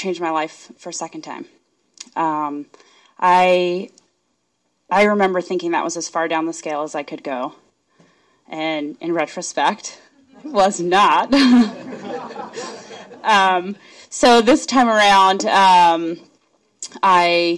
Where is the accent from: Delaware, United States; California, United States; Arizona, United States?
Arizona, United States; I'm from Arizona